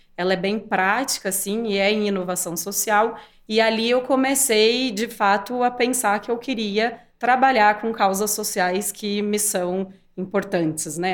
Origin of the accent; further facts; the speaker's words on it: interior of São Paulo, Brazil; accent: interior paulista; eu sou do interior de São Paulo, por isso esse sotaque